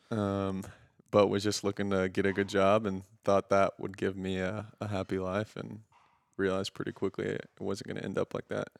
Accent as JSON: {"language": "English", "town": "Houston", "region": "Texas", "country": "United States", "said": "we're both from Houston"}